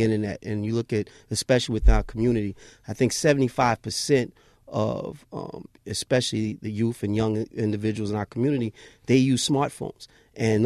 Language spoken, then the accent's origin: English; New York City, New York, United States; I grew up in Jamaica, Queens, right. Farmers Boulevard